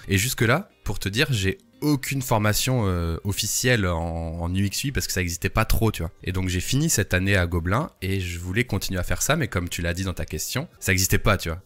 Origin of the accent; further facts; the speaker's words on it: the Nord, Hauts-de-France, France; je suis du Nord